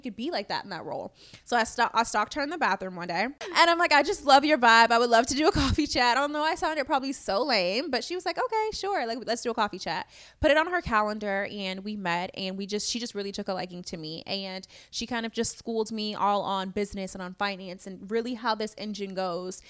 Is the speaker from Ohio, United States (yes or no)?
no; Chicago, Illinois, United States; I'm from Chicago, born and raised